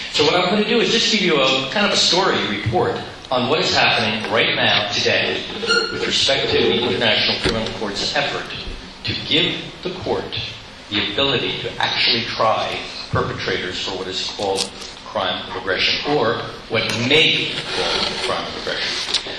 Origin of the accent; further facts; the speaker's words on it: Nuremberg, Bavaria, Germany; born there; because I was born in Nuremberg, Germany, where my father had served at the ripe old age of 27 years old as a chief prosecutor